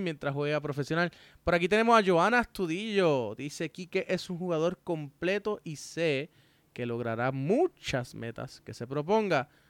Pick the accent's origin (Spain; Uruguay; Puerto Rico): Puerto Rico; yo quiero eso en mi país